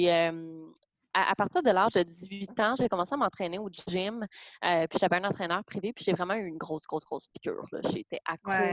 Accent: Gatineau, Quebec, Canada; moved away; moi, je viens de Gatineau

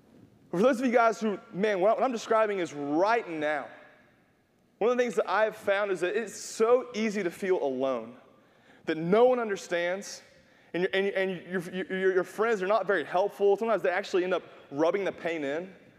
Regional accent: North Carolina, United States; I had to like, hey, we're from North Carolina. We should know this.

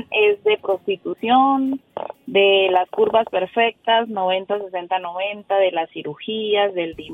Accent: Colombia; now in Boise, United States; soy de Colombia

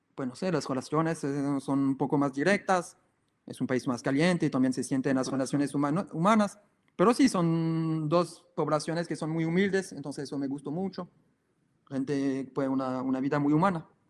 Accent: France; Spanish is a second language; moved away as an adult; also born or lived in Nicaragua / Ecuador; nosotros somos franceses

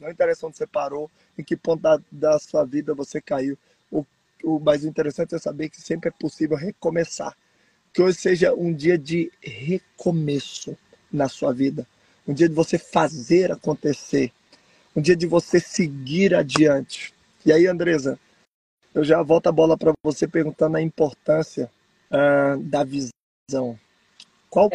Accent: Brasília, Federal District, Brazil; moved away; eu sou originário de Brasília

